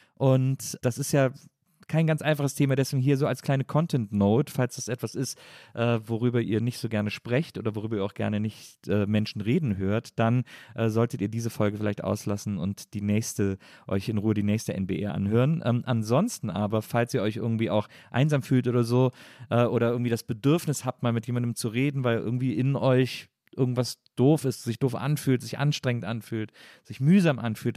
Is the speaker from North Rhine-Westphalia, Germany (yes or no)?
yes; Wesseling, North Rhine-Westphalia, Germany; Ahaus ist so groß wie Wesseling, äh, also jetzt nicht auf deinen Namen bezogen, sondern aus dem Ort, wo ich herkomme